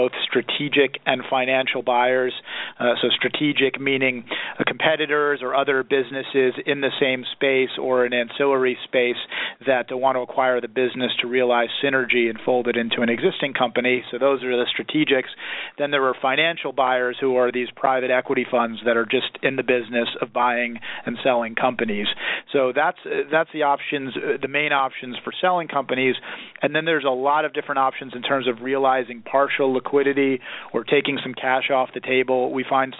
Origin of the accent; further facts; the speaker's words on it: New York City, New York, United States; moved away as an adult; also born or lived in Philadelphia, Pennsylvania; now in Southern California, United States; I grew up in and around New York City